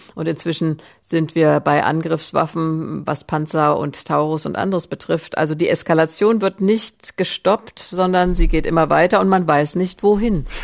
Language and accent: German; Germany; als Deutsche